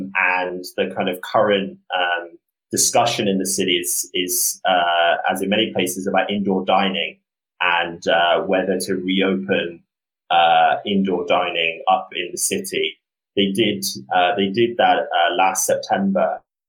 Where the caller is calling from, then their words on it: New York City, New York, United States; So I'm calling from Brooklyn, New York, calling from my apartment.